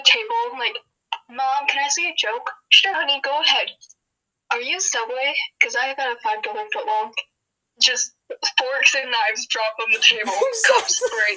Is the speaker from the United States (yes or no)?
yes; Portage, Michigan, United States; I was born in Portage